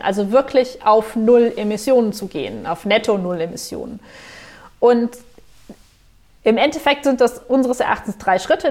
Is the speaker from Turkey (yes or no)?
no; Germany; als Deutsche